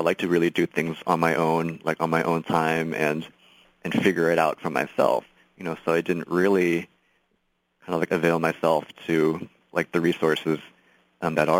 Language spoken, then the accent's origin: English; San Jose, California, United States; moved away as an adult; I was born, born and raised in San Jose